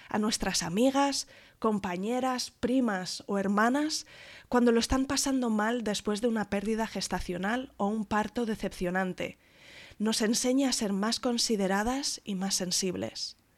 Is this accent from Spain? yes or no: yes; Salamanca, Castile and León, Spain; moved away as an adult; now in Fuerteventura, Spain; yo soy de Salamanca, eh, tengo 35 años ahora